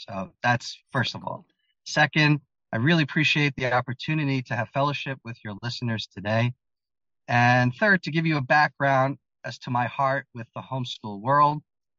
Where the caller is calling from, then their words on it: Israel; I am speaking from Israel.